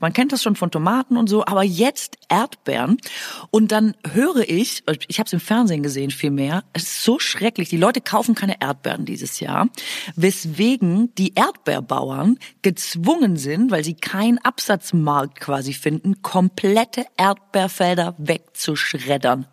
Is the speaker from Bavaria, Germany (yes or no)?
no; Swabia, Baden-Württemberg, Germany; accent: Swabian; first language Swabian German; in meiner Muttersprache fluche und das ist ganz schlimmes Schwäbisch